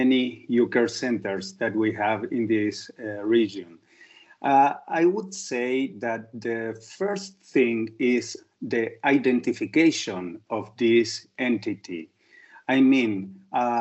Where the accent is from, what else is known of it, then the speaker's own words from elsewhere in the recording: Argentina; I'm a specialist in allergy from Argentina